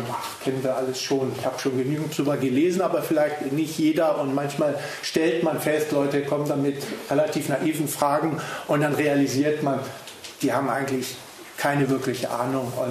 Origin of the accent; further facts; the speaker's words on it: Namibia; ich bin aus Namibia, dort geboren, dort aufgewachsen, lebe dort, ähm, bin also kein Deutscher, aber meine Eltern sind ursprünglich deutsch und äh, daher spreche ich auch Deutsch